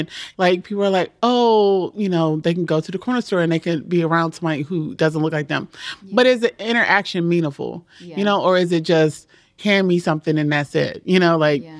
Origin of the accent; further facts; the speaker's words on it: Maryland, United States; Well, my family's from Georgia, but I grew up in Maryland.